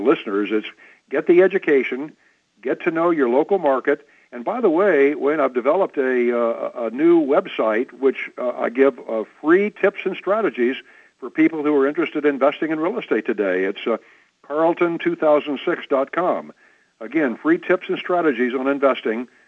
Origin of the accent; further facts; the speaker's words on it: Midwest, United States; I was born in the Midwest